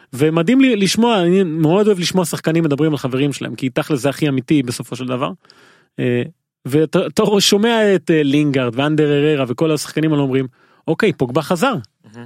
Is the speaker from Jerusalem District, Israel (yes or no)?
no; Haifa, Haifa District, Israel; כנער חיפאי בגיל הזה